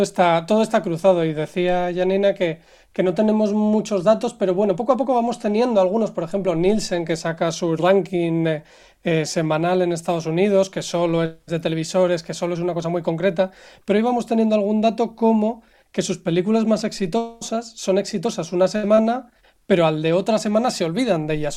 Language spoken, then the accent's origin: Spanish; Spain; como español